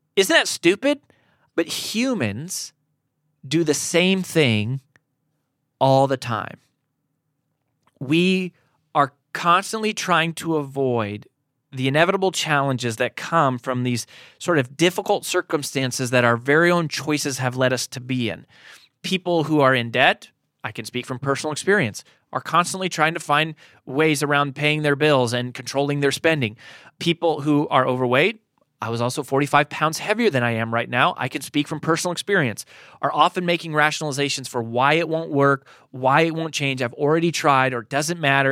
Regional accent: Colorado, United States; moved away as an adult; now in Nashville, United States; I grew up in Colorado. We've been in Nashville since twenty ten

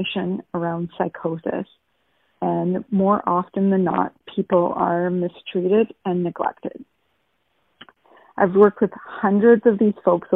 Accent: Thunder Bay, Ontario, Canada; I'm from Thunder Bay, home of the Sleeping Giant

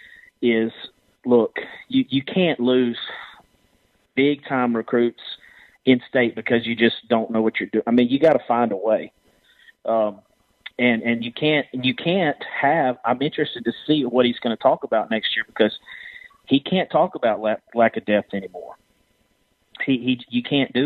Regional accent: Mississippi, United States; I'm from Mississippi

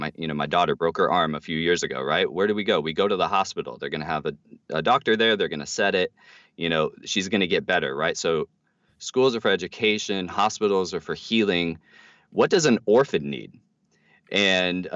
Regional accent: United States; we as American Christians

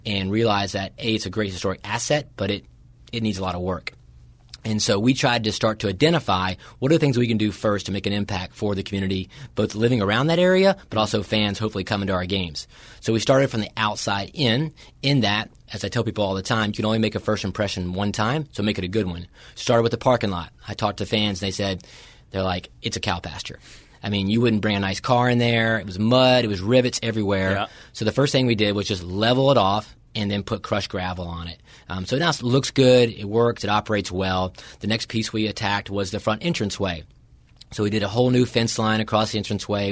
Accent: Winston-Salem, North Carolina, United States; growing up in Winston Salem, North Carolina, my older brother played for Charlie at Davidson

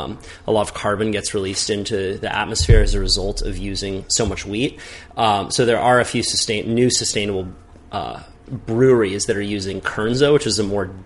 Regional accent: Santa Cruz, California, United States; Growing up in Santa Cruz, I was never a hunter, so I had all of my preconceived, uneducated ideas about what hunters are, right?

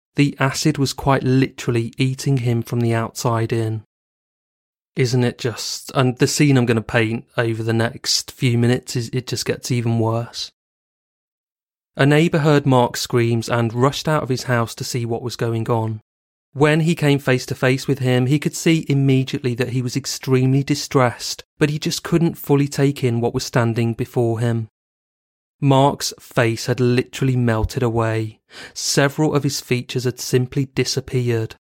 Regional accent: Bristol, South West England, United Kingdom; living in Bristol, a city in the southwest of England, and also my hometown

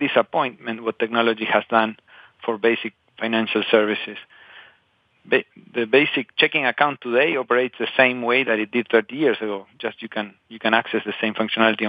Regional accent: Patagonia, Argentina; born or raised there; moved away

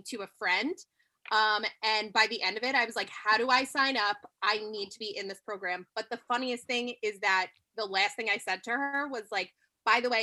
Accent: New York, United States; I'm from New York.

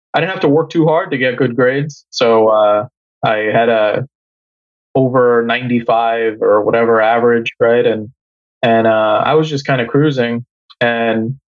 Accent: New York, United States; also born or lived in Bangladesh; I'm from New York. Came here when I was 5 from Bangladesh and been in New York all my life

